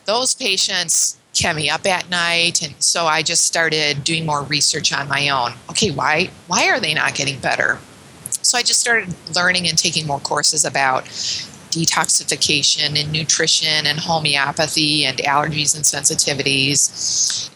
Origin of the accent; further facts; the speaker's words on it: Chicago, Illinois, United States; moved away as an adult; now in Ottawa, Canada; I'm born and raised in Chicago